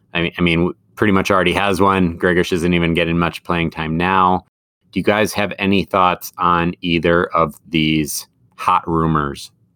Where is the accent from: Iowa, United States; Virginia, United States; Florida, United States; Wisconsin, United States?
Wisconsin, United States; Madison; moved away; I'm from Madison